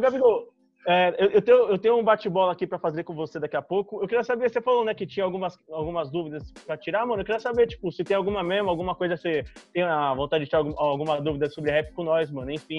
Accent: São Paulo, Brazil; a gente é de São Paulo

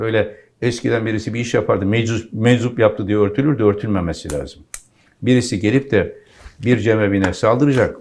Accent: Pirlerkondu, Konya, Turkey; benim doğduğum yerin adı pirler kondu

